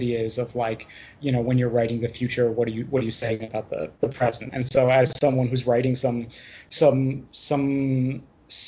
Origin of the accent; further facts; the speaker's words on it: Hudson, New York, United States; my hometown of Hudson, New York, which when I was growing up there